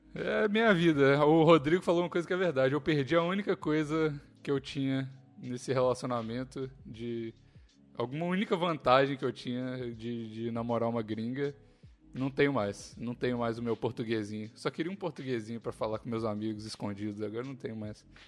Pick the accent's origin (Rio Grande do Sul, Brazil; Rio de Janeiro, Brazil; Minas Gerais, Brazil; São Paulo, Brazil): Minas Gerais, Brazil; Belo Horizonte; moved away; also born or lived in Curvelo; Eu mudei Belo Horizonte muito cedo